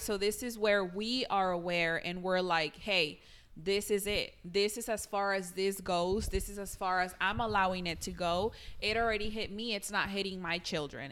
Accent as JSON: {"language": "English", "country": "Mexico", "tie": "born or raised there", "moved": "yes", "said": "I grew up in Mexico"}